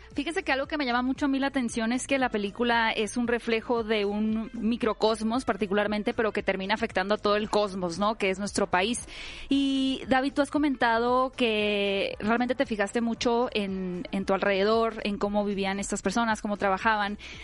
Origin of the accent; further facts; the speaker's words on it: Mexico; como país, como mexicanos